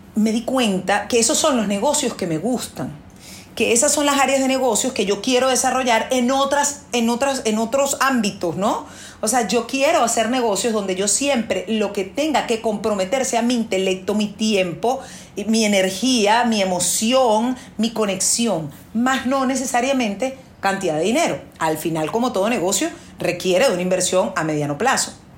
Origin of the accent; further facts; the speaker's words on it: Venezuela; la crisis que hubo en mi país, porque yo soy venezolana